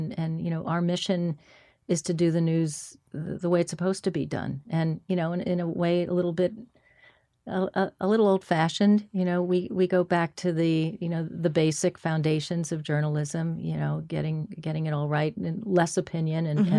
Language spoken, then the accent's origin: English; Manhattan, New York, United States; And so I was, you know, I was born in Manhattan, and I stayed in Manhattan for quite a long time.